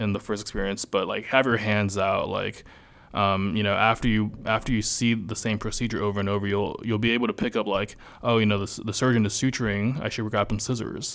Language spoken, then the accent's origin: English; Los Angeles, California, United States; moved away as an adult; I'm from California, born and raised, and then I came here